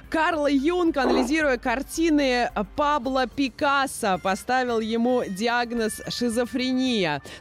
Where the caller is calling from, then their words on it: Kursk, Kursk Oblast, Russia; Я из Курска звоню вам.